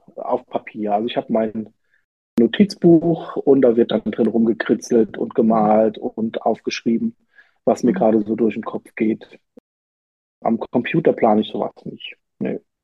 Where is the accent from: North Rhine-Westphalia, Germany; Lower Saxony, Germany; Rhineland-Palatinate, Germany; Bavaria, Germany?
Rhineland-Palatinate, Germany; ich komme ja aus der Pfalz